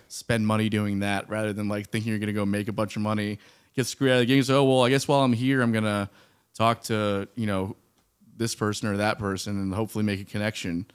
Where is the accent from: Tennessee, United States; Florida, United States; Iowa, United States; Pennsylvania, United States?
Florida, United States; South; moved away; I'm from South Florida, like Miami, Fort Lauderdale area